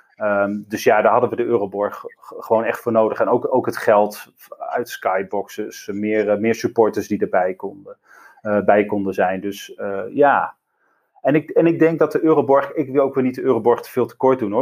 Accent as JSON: {"language": "Dutch", "region": "Groningen", "country": "Netherlands", "tie": "born or raised there", "also_born_or_lived": "Drenthe", "moved": "yes", "lives_now": "Rotterdam, Netherlands", "said": "ik ben geboren in Stad, zoals wij dat dan noemen, dus in Groningen. opgegroeid altijd in, ja, in Groningen en om, ja, om de stad heen, dus in Groningen en Drenthe."}